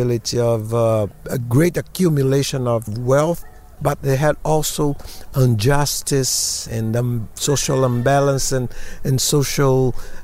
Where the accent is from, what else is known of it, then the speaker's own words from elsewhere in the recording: Bahia, Brazil; in Bahia also, in my hometown during Carnival